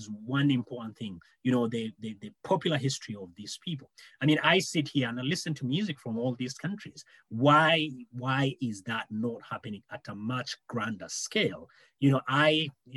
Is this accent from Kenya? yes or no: yes; Kenya; as a Kenyan